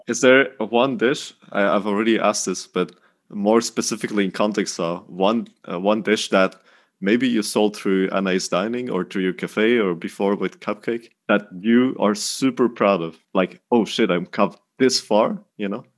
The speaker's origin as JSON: {"language": "English", "area": "Dutch part of Belgium", "region": "Flanders", "country": "Belgium", "moved": "as an adult", "lives_now": "Denmark", "said": "We, we're both from Belgium. You're from the French part of Belgium. I'm from the Dutch part of Belgium"}